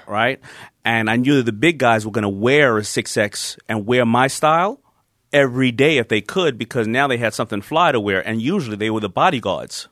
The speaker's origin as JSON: {"language": "English", "town": "New York City", "region": "New York", "country": "United States", "tie": "born or raised there", "said": "I grew up in Hollis, Queens"}